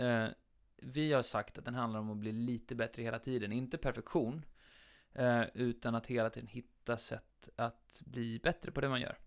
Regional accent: Habo, Jönköping County, Sweden; Habo där jag växte upp

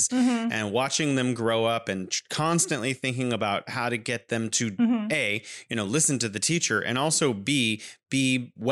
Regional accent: California, United States; now in Wuhan, China; I'm originally from California, but now I am living in beautiful Wuhan, China

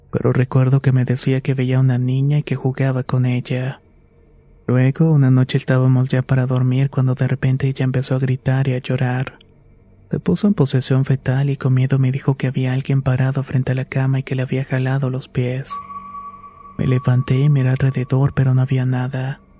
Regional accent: State of Mexico, Mexico; Tengo 27 años y soy del Estado de México.

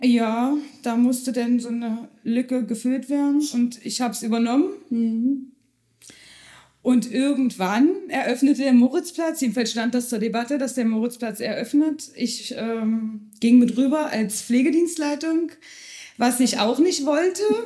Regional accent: Schönebeck, Saxony-Anhalt, Germany; ich habe die Ausbildung zu Ende gemacht in Schönebeck, da wo ich herkomme

